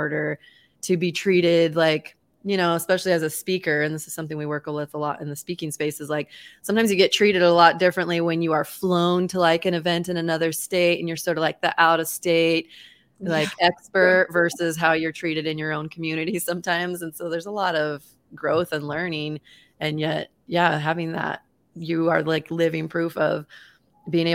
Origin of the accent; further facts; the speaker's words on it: Boise, Idaho, United States; I was not only born and raised in Boise, Idaho, but I still live here. I've never actually lived anywhere else.